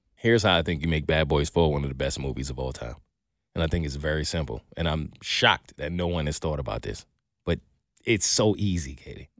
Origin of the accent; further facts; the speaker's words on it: New York City, New York, United States; I grew up in Brooklyn